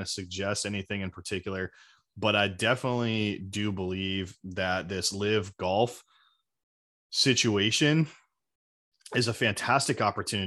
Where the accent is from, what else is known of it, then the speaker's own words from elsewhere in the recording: Scottsdale, Arizona, United States; now in Tennessee, United States; I grew up in Scottsdale, so I moved to Tennessee like 12 years ago now